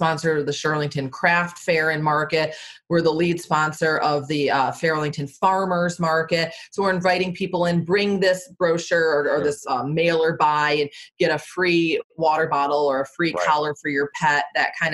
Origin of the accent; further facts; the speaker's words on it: Michigan, United States; moved away as an adult; also born or lived in Florida / Washington, D.C. metro area; now in Arlington, United States; I'm from Michigan originally, lived in Florida for 7 years, moved up to DC